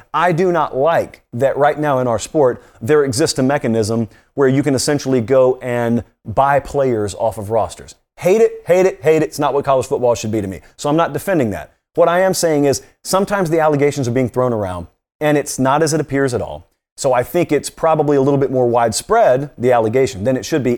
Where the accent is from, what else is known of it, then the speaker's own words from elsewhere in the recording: Georgia, United States; I grew up in Georgia